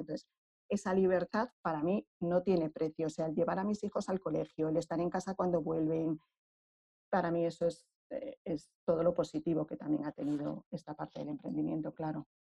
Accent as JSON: {"language": "Spanish", "town": "Madrid", "region": "Community of Madrid", "country": "Spain", "said": "yo soy de Madrid, aunque mi familia es extremeña"}